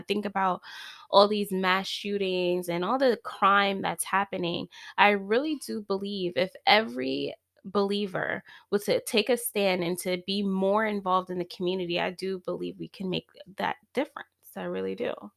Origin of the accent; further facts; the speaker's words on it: East Coast, United States; now in California, United States; I'm from the East Coast, and my husband wanted to leave California so bad